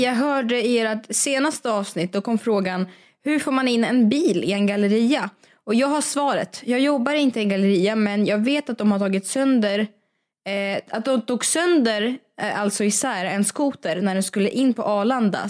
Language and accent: Swedish; Russia; also born or lived in Sweden; now in Stockholm, Sweden; i Ryssland är jag uppväxt med att hundarna säger gav gav